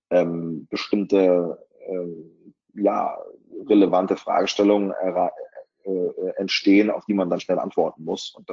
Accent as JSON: {"language": "German", "region": "Lower Saxony", "country": "Germany", "tie": "born or raised there", "said": "Und ich bin ähm, in der Nähe aufgewachsen, im Landkreis Nordheim."}